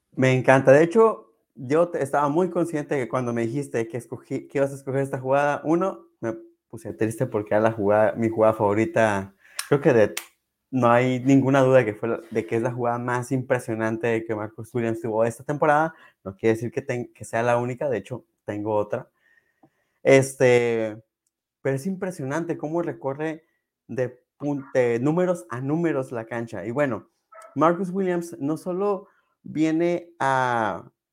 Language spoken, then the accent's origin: Spanish; Mexico; como buen mexicano